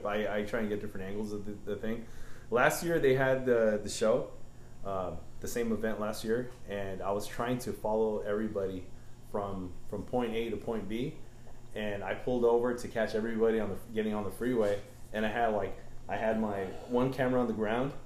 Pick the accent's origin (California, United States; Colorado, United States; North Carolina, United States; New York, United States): California, United States; Los Angeles; also born or lived in Alhambra; I was Boyle Heights. Boyle Heights right there in Loyo